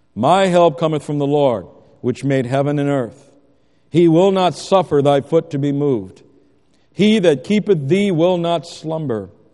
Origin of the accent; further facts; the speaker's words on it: United States; as Americans